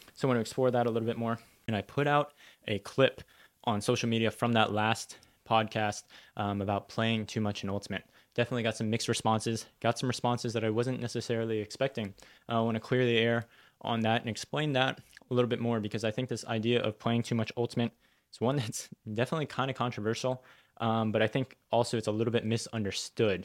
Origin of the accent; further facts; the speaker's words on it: United States; I was born in America, raised in America, but uh, most like summer breaks growing up, we'd go to go visit family